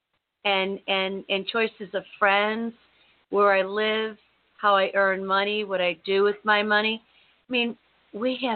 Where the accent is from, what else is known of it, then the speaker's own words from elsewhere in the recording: United States; I was born here, and I was raised in the United States of America.